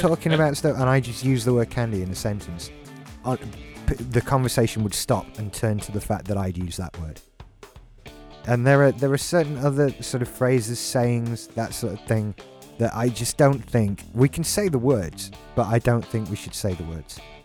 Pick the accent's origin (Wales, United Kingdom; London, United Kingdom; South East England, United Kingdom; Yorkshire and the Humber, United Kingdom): Yorkshire and the Humber, United Kingdom; now in Haworth, United Kingdom; I'm originally from South Yorkshire.